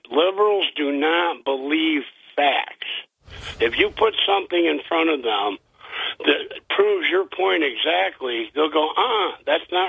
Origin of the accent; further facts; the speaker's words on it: Vestal, New York, United States; I've lived here all my life